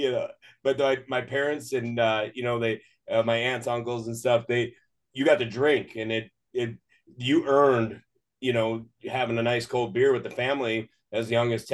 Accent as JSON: {"language": "English", "region": "Northern Wisconsin", "country": "United States", "tie": "born or raised there", "moved": "yes", "lives_now": "California, United States", "said": "I grew up in Northern Wisconsin, and I grew up on a farm"}